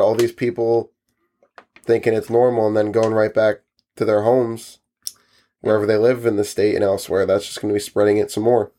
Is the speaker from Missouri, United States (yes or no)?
no; New Jersey, United States; we're from New Jersey